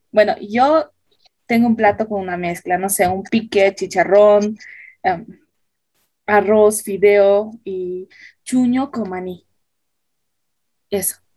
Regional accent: Cochabamba, Bolivia; Sí, como buen cochabambino, si ves a cualquier cochabambino por ahí, eso te va a decir que es comidita.

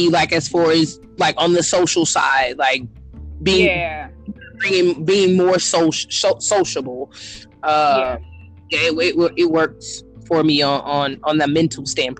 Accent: Galveston, Texas, United States; I was born in Galveston, raised in Galveston also.

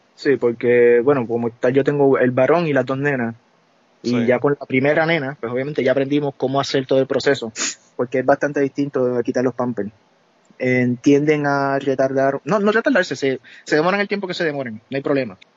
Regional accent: Puerto Rico; moved away; nosotros somos de Puerto Rico

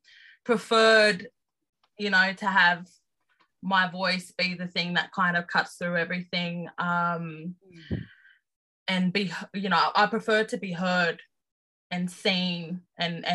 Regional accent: Sydney, New South Wales, Australia; as an Aboriginal person growing up in Redfern, living in Sydney

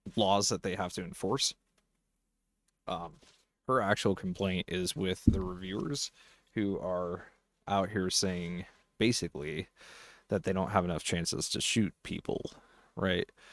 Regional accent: Colorado, United States; I'm actually in my home state

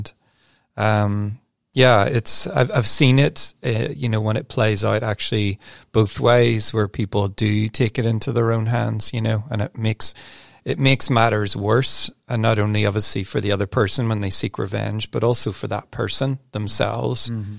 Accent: Northern Ireland, United Kingdom; people know I'm from Northern Ireland, and for quite a number of years, there were some really intense troubles there and fighting.

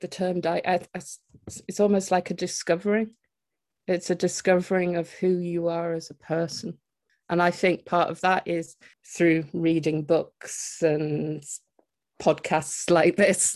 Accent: Teesside, North East England, United Kingdom; moved away; I'm originally from the Teesside area, but I've lived away for it for quite a long time and returned back here about three years ago

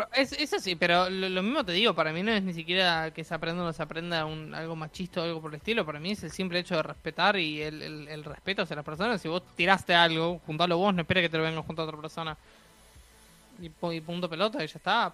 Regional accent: Uruguay

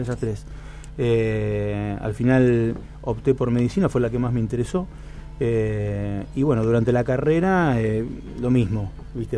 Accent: San José de la Esquina, Santa Fe, Argentina; soy un pueblo San José de la Esquina, 8.000 habitantes vida de pueblo

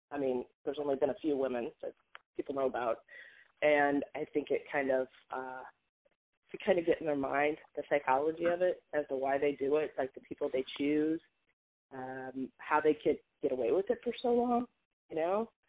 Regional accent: Hollywood, California, United States; and I think growing up in Hollywood, as I think we've talked about, like it's that, it's just that that is not real life.

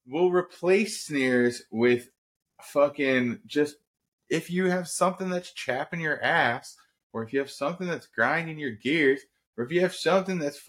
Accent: United States; as an American human

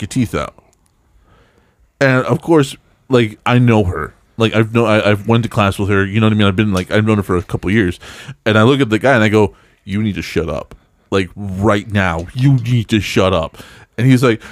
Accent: El Paso, Texas, United States; moved away; I grew up in Texas

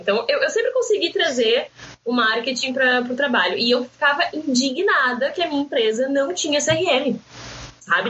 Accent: Pinhal, Rio Grande do Sul, Brazil; moved away as an adult; now in Porto Alegre, Brazil; Eu moro em Porto Alegre há seis anos, mas eu sou da praia, né? sou de Pinhal. Então voltei para casa

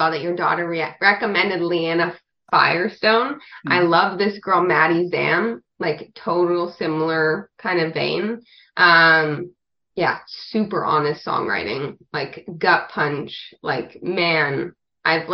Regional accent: Canada; moved away as an adult; also born or lived in Nashville; growing up in Canada

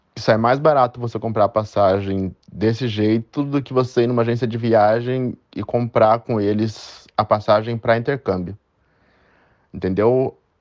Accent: Itatiba, São Paulo, Brazil; moved away as an adult; now in London, United Kingdom; nascido, nascido e criado em Itatiba, São Paulo

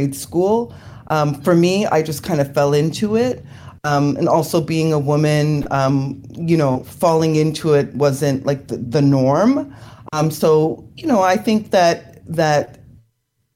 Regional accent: Toronto, Ontario, Canada; I'm in Toronto, Canada. I was born and raised here

